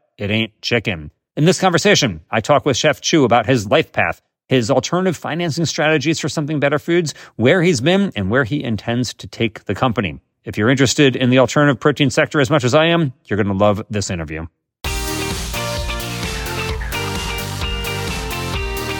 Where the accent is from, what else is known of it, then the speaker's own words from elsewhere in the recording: Maryland, United States; you and I are both from Maryland